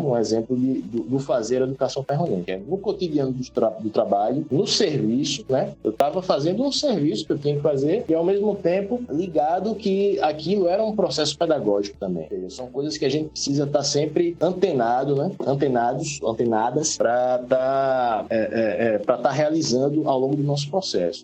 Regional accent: Maceió, Alagoas, Brazil; moved away as an adult; also born or lived in Paraíba; now in Recife, Brazil; eu me considero alagoano, né? Porque morei desde dois anos de idade em Alagoas e a partir de 2015 vim para Pernambuco

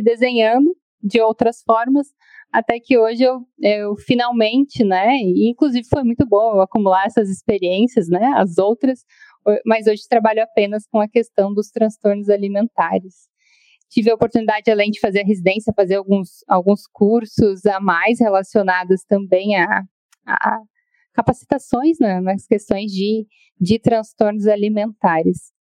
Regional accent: Rio Grande do Sul, Brazil; moved away as an adult; now in Florianópolis, Brazil; sou gaúcha, mas vim aqui para Florianópolis fazer a, a faculdade e estou aqui desde então

